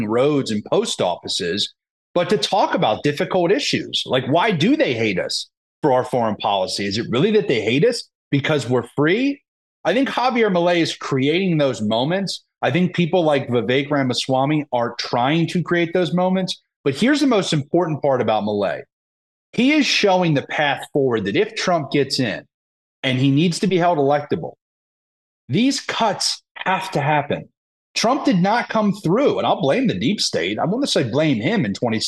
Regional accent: Pennsylvania, United States; my home state of Pennsylvania

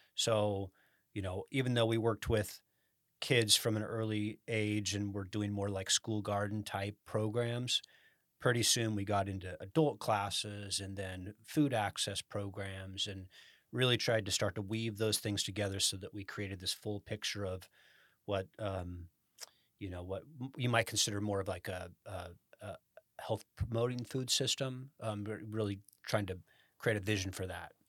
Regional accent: Sacramento, California, United States; also born or lived in Rancho Cordova, California / Carmichael, California; I grew up in Sacramento

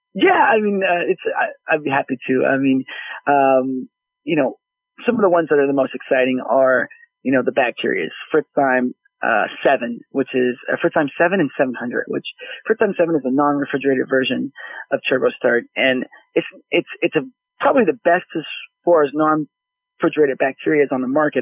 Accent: Dallas, Texas, United States; growing up in Dallas

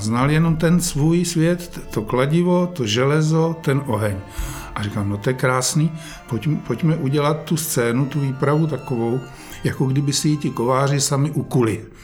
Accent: Žďár nad Sázavou, Vysočina Region, Czechia; moved away; tam, kde já jsem prožil svoje dětství ve Žďáře

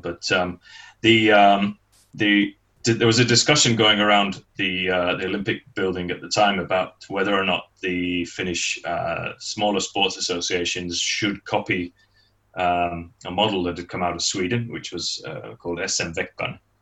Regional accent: Manchester, North West England, United Kingdom; moved away as an adult; now in Finland; I'm originally from Manchester back then, but um, having moved here in uh, in '88 on, on, a permanent basis

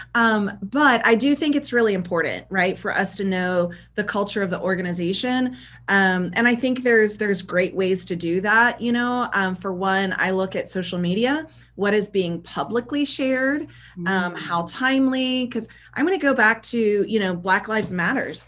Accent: South Carolina, United States; also born or lived in Georgia; I grew up in the South, um, born in Georgia, raised in South Carolina um, I grew up in a really small town

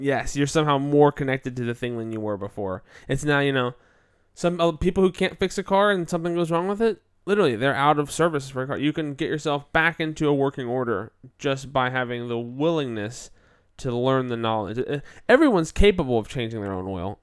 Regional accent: United States

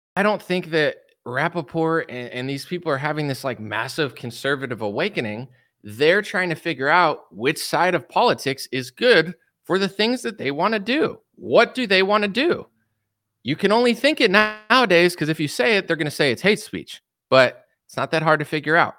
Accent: United States; I'm American

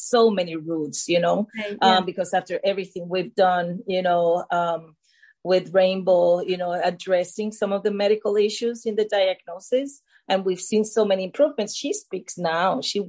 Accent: Puerto Rico; moved away as an adult; now in United States; I'm from Puerto Rico

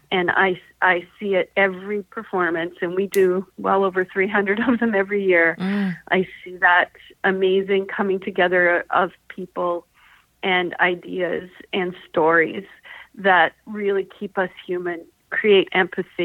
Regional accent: Vancouver, British Columbia, Canada; moved away as an adult; also born or lived in Edmonton; I'm actually originally from Vancouver, but I had moved away for 20 years and I came back in 2004

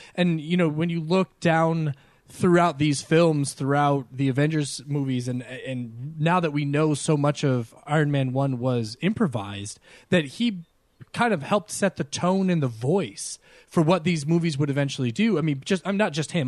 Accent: New York, United States; me growing up in New York

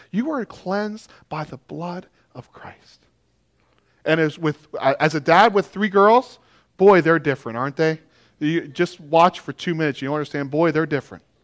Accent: Maine, United States; I'm from Maine. I'm learning a lot about snow and ice.

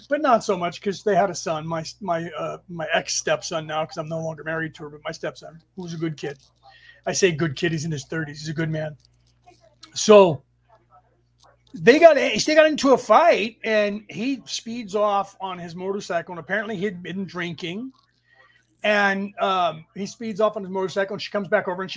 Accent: San Francisco Bay Area, California, United States; the city that we grew up in the Bay Area, San Francisco Bay Area

